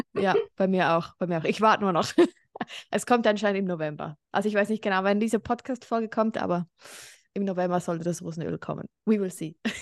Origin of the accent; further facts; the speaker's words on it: Switzerland; Ich wohne in der Schweiz, bin auch Schweizerin